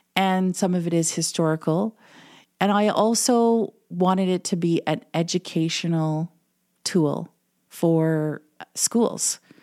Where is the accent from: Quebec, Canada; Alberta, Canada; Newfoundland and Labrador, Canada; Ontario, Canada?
Ontario, Canada; Manitou Rapids; first language English; moved away as an adult; also born or lived in Winnipeg; now in Selkirk, Canada; I'm actually from Manitoba with the gong. First Nation in Ontario, which is, um, Manitou Rapids